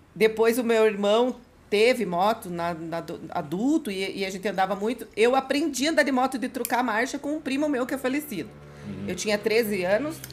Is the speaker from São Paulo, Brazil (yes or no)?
no; Curitiba, Paraná, Brazil; de Curitiba, sou nascida em Curitiba